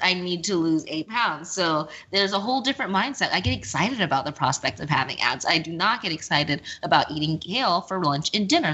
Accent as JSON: {"language": "English", "region": "Texas", "country": "United States", "moved": "yes", "lives_now": "New York, United States", "said": "I'm from Texas"}